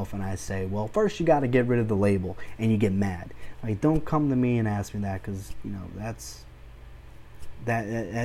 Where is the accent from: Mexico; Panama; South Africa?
Mexico; moved away; I'm Hispanic. I was born in Mexico